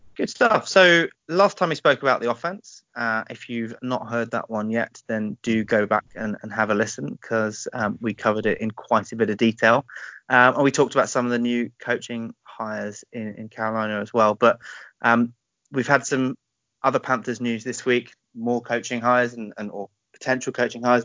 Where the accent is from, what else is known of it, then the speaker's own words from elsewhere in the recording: United Kingdom; We are British as well, so feel free to have a good laugh at our accents